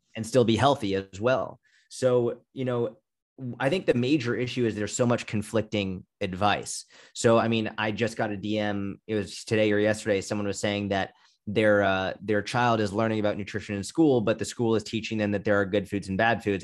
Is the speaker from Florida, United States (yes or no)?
no; outside Boston, Massachusetts, United States; I grew up outside Boston